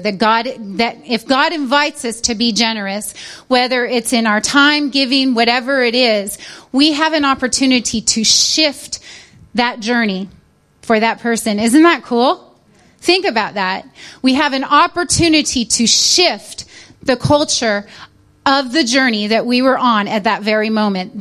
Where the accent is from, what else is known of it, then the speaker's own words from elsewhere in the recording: United States; moved away as an adult; now in United Kingdom; I'm American, but forgive me. I'm British too because now I have a driver's license